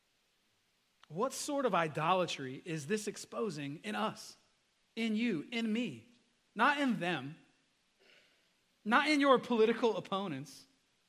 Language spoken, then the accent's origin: English; United States; as an American